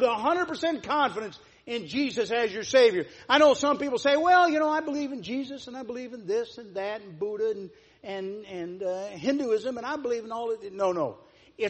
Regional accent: Sidney, Ohio, United States; It's known around the world for the event that happened on October 1st, 1959 in Wilson Memorial Hospital. I was born!

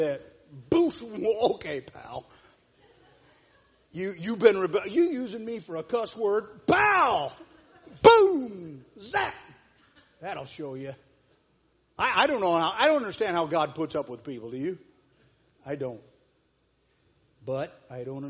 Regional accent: Sidney, Ohio, United States; It's known around the world for the event that happened on October 1st, 1959 in Wilson Memorial Hospital. I was born!

